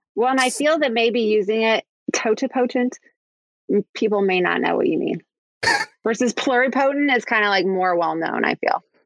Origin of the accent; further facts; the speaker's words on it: Kansas City, Missouri, United States; moved away; I'm from Kansas City originally